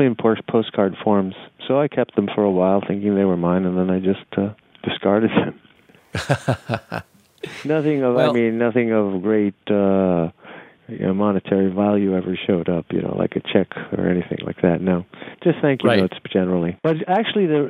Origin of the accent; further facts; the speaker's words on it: New York City, New York, United States; also born or lived in Nicaragua / New Orleans / Tampa; I'm a New York City kid. You know, I grew up in New York City. I was born in Nicaragua and spent 2 years there